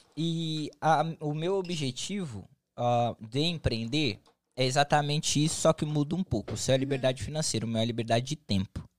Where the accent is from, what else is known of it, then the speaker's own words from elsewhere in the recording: São Paulo, Brazil; now in United States; eu sou de São Paulo